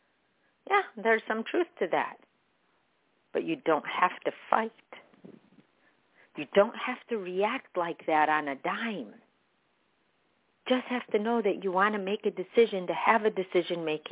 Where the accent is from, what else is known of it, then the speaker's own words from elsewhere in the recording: Chicago, Illinois, United States; I was born in Chicago, but I'm Palestinian.